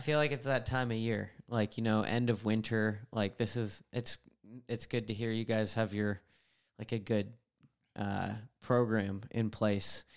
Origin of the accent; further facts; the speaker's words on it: Vancouver Island, British Columbia, Canada; I grew up on Vancouver Island, which was big bike influence